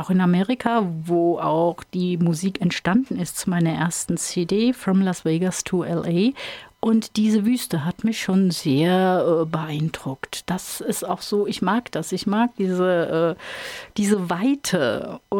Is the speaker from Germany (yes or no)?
yes; Ingelheim am Rhein, Rhineland-Palatinate, Germany; Ähm, ich komme aus Ingelheim am Rhein. Das ist auf der anderen Seite, auf der Ebsch-Seite sozusagen.